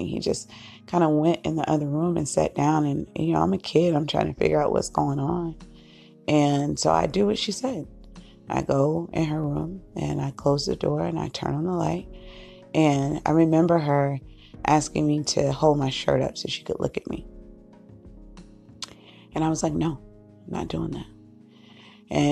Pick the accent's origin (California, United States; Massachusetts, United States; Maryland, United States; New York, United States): Massachusetts, United States; Cape Cod, Boston; we moved from Cape Cod, and we moved to the city of Boston, Suffolk County